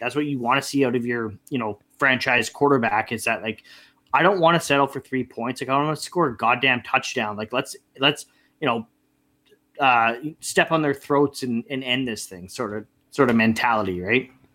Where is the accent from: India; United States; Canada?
Canada; being Canadian, we're hockey guys